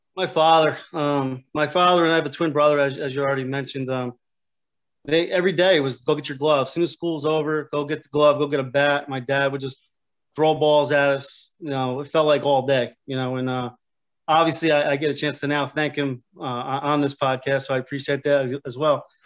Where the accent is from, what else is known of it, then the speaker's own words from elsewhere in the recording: Union Beach, New Jersey, United States; also born or lived in Keyport, New Jersey; I grew up in Union Beach, which is uh, obviously the neighboring town